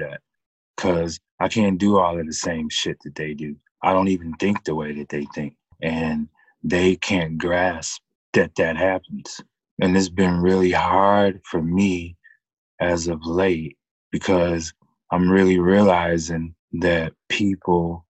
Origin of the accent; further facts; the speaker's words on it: Pontiac, Michigan, United States; I was born in Pontiac, Michigan. I'm still in the metro Detroit area right now.